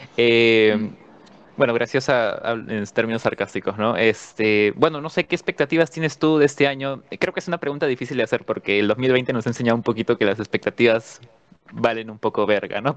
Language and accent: Spanish; Peru; lo que nos toca vivir como peruanos